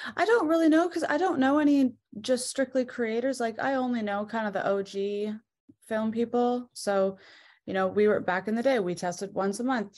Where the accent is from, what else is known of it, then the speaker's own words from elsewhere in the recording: British Columbia, Canada; moved away as an adult; also born or lived in Vancouver; I'm from Vancouver. Um, born and raised in like a little town, like an hour outside of Vancouver